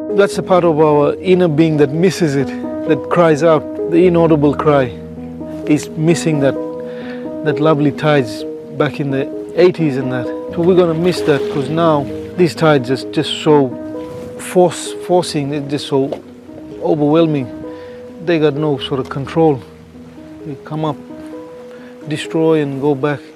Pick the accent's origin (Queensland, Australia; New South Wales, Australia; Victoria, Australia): Queensland, Australia; Saibai; growing up on Saibai we always loved the sea